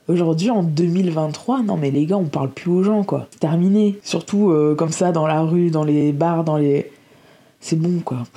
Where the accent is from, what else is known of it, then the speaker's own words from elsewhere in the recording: Lille, Hauts-de-France, France; moi je viens de Lille